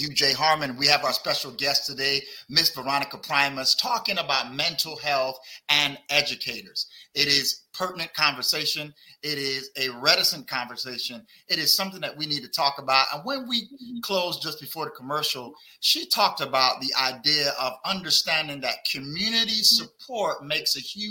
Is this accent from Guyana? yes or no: no; Barbados; moved away; also born or lived in Brooklyn, New York; I'm from Barbados, not Barbuda, but Barbados